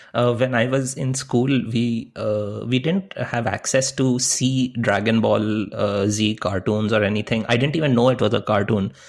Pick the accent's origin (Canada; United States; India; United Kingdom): India; moved away; when I was growing up in India